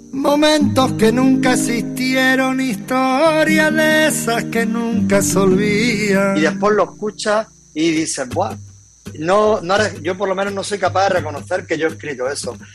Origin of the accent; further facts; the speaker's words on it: Loja, Andalusia, Spain; moved away as an adult; now in Málaga, Spain; Soy de un pueblecito, nacido en Loja, que es un pueblecito de, de Granada. Después me vine a Málaga hasta los cuatro años y por motivo de trabajo de mi padre y después volví a Granada